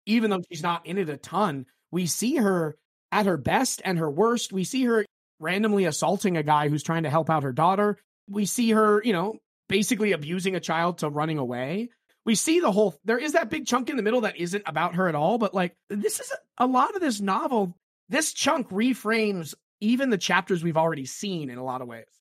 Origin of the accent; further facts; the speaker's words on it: United States; growing up in America